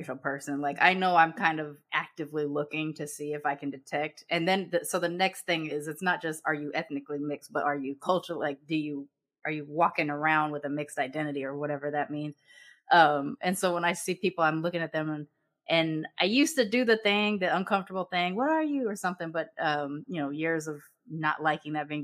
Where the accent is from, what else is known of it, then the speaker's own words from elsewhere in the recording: West Coast, United States; moved away; I actually grew up with more Filipinos than I did Japanese. I grew up on West Coast.